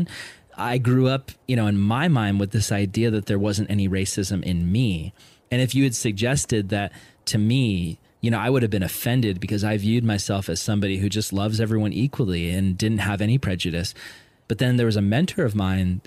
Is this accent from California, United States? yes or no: yes; Vista, California, United States; I grew up in Vista, California, which is predominantly white and Hispanic